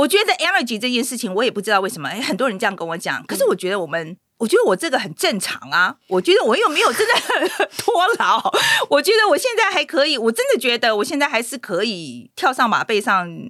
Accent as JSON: {"language": "Chinese", "country": "Taiwan", "also_born_or_lived": "United States", "moved": "yes", "said": "那我觉得我们台湾人比较避俗，是不是？对，我觉得比较含蓄吧。啊，可是我是我，我可能在美国住久了"}